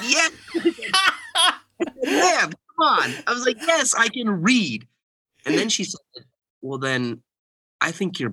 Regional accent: Bountiful, Utah, United States; also born or lived in Texas / Kansas; I was born in Bountiful, Utah, and grew up most of my life in the Utah area. We lived in Texas for a little while. We lived in Kansas, kind of the middle part of the U.S. And then we moved back to Utah.

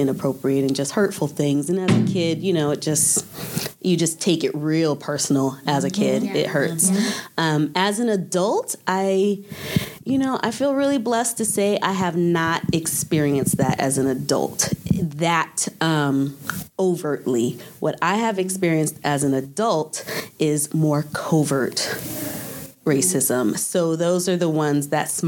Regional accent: Irvine, California, United States; growing up in Irvine, California

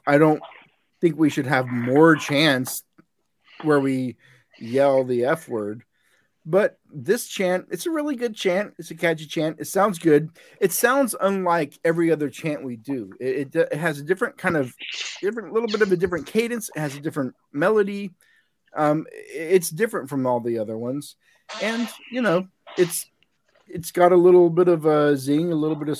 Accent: Texas, United States; moved away as an adult; now in San Diego, United States; I grew up in Texas, and I spent a lot of time in West Texas

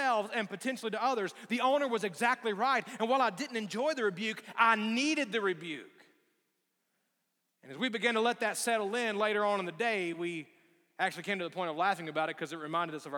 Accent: Alabama, United States; moved away; growing up in Alabama

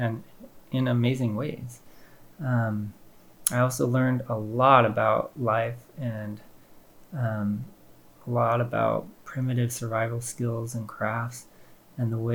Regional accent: Paradise, California, United States; I grew up in Paradise, California

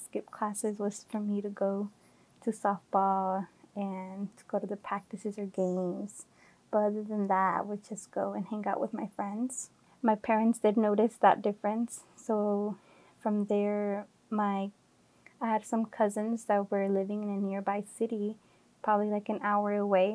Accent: Oakland, California, United States; also born or lived in Santa Barbara, California; I am from the Bay Area, from Oakland. I was born and raised

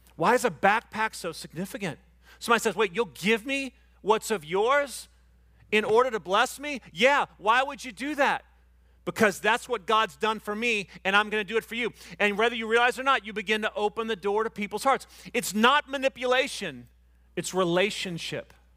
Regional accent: Panama City Beach, Florida, United States; I'm from Panama City Beach

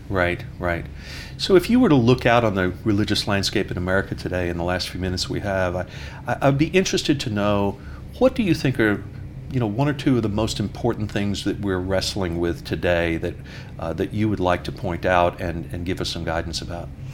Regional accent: New York, United States; moved away; being a New Yorker

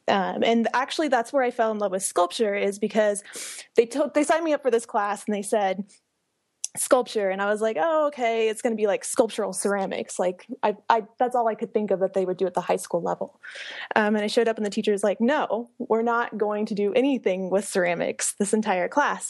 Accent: Hays, Kansas, United States; moved away; I'm originally from Hayes, Kansas, which is in the middle of Kansas

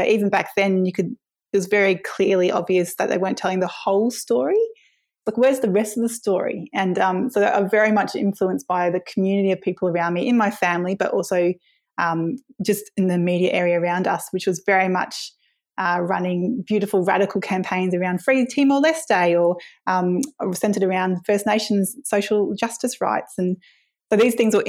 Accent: Brisbane, Queensland, Australia; now in Hobart, Australia; I originally come from Meanjin in Brisbane, where I grew up in West End, Kurilpa, on a herb nursery that my dad ran

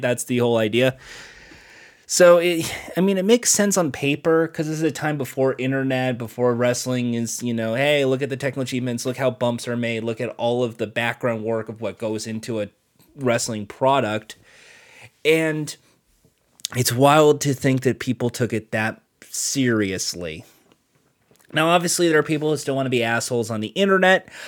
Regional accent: United States; I'm American

